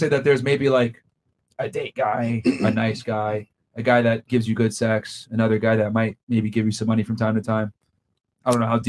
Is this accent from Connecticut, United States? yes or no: yes; New Britain, Connecticut, United States; I'm from New Britain